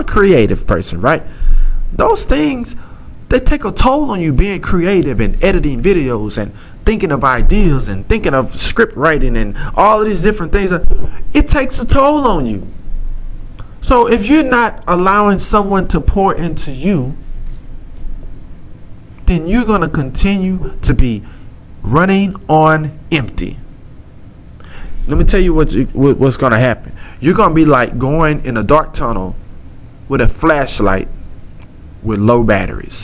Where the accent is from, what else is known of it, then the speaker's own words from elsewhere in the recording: Southeast Texas, United States; accent: country grammar; I'm from Southeast Texas, and I talk that talk